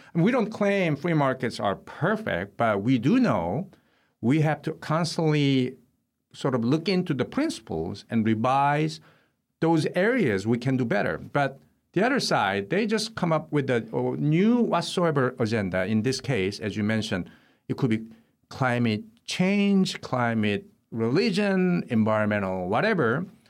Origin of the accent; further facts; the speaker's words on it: Seoul, South Korea; now in United States; I was born in Seoul, South Korea